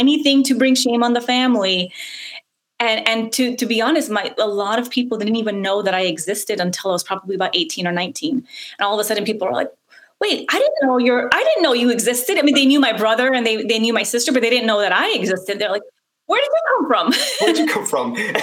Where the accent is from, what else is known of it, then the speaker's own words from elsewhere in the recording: United States; English is a second language; Even though I grew up in America, I didn't speak any English